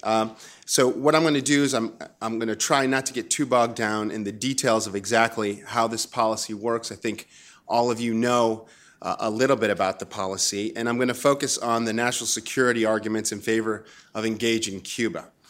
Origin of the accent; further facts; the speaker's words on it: Chile; moved away; I grew up in Chile under dictatorship under Pinochet